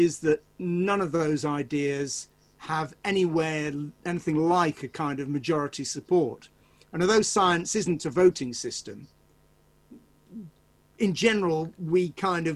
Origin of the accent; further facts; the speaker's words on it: Manchester, North West England, United Kingdom; I'm from Manchester